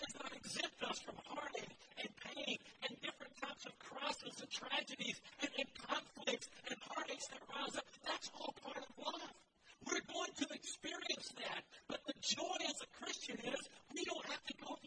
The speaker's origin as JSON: {"language": "English", "region": "the mountains of North Carolina", "country": "United States", "tie": "born or raised there", "moved": "yes", "said": "my hometown, the mountains of North Carolina"}